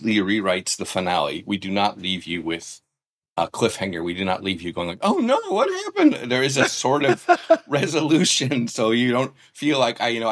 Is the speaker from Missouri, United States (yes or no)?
yes; Columbia, Missouri, United States; moved away; also born or lived in Japan; my hometown newspaper, which is the Columbia Daily Tribune